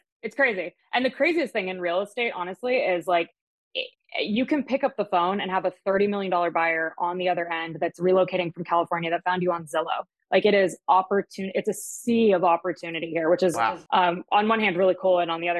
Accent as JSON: {"language": "English", "country": "Germany", "tie": "born or raised there", "lives_now": "Jupiter, United States", "said": "My dad's German. I grew up in Germany. Moved back to the States."}